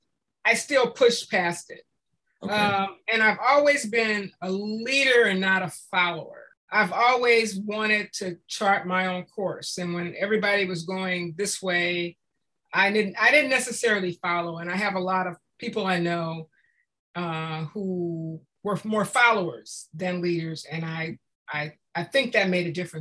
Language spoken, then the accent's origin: English; Compton, California, United States; I grew up in Compton